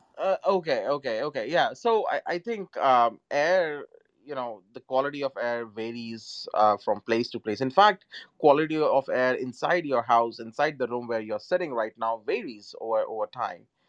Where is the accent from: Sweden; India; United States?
India; moved away; my home country india